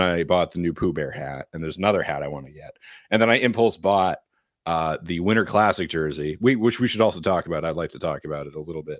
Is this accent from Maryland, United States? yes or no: no; New Hampshire, United States; I'm from New Hampshire.